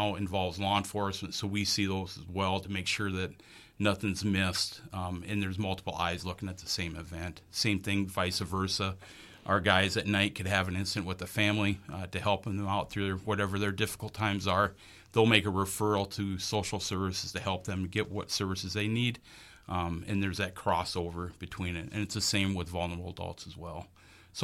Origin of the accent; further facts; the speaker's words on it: Sioux City, Iowa, United States; moved away as an adult; also born or lived in Northeast Nebraska; now in Bemidji, United States; I grew up in Sioux City, Iowa